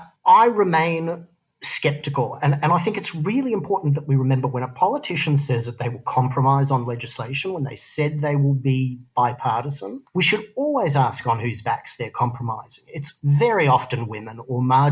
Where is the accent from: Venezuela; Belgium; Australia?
Australia; moved away as an adult; also born or lived in San Francisco, United States / Los Angeles, United States; now in New York, United States; I grew up in Australia. I consider myself an Australian.